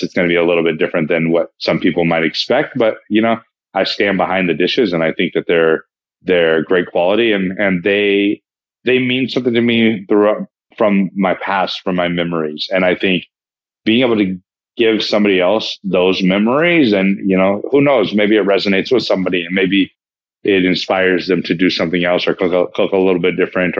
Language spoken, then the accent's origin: English; Placerville, California, United States; also born or lived in Texas; now in Los Angeles, United States; I was born in Texas, but raised in Northern California